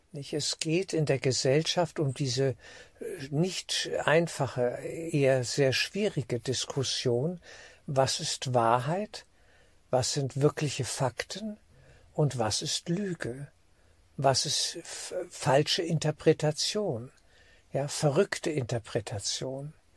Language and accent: German; Germany; als Deutscher für Deutschland